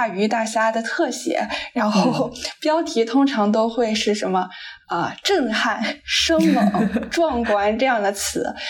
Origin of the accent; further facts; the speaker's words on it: Qingdao, Shandong, China; 我来自山东青岛，是一个标准的。青岛小妹儿，青岛小妹儿，